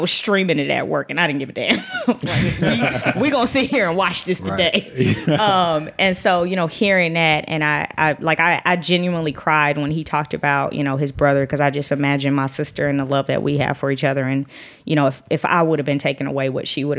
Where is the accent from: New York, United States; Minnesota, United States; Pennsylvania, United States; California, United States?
California, United States; Los Angeles; I'm from LA. I'm from South Central LA. I went to Crenshaw High